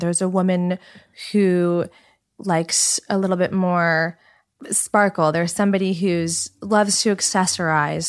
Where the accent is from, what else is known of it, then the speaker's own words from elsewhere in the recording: Los Angeles, California, United States; also born or lived in New York / Colorado / San Francisco; I grew up in Los Angeles, so born and raised.